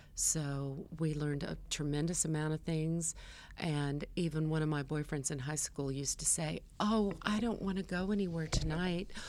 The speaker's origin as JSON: {"language": "English", "region": "California", "country": "United States", "tie": "born or raised there", "said": "I was born in California. I'm a California girl, and my first dollar I earned as a lifeguard"}